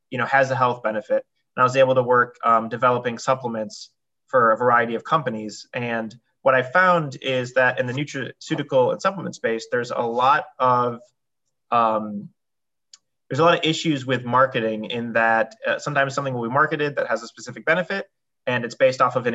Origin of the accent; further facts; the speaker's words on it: New York, United States; So like Julie said, I came from New York.